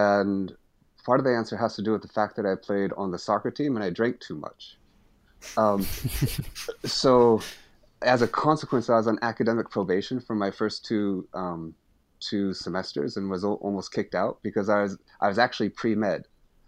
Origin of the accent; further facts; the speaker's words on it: Seattle, Washington, United States; moved away as an adult; also born or lived in San Francisco; now in United Kingdom; I come from the West Coast of the States, and specifically Seattle and San Francisco. And I left the States when I was about 23 and moved to Britain and spent the next 25 years living in Europe, in particular in the UK, Scotland, and England.